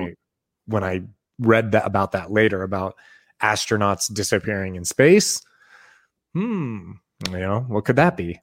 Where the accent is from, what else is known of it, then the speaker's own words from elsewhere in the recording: Boise, Idaho, United States; I grew up in Boise, Idaho.